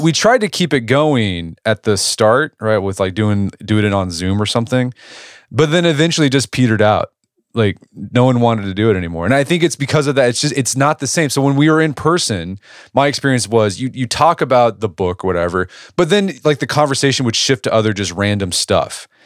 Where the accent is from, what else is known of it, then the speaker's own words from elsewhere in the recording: Edmond, Oklahoma, United States; my hometown of Edmond, Oklahoma.